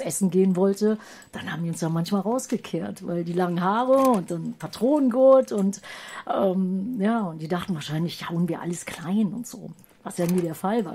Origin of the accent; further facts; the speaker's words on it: Düsseldorf, North Rhine-Westphalia, Germany; moved away; ich komme ehemals aus Düsseldorf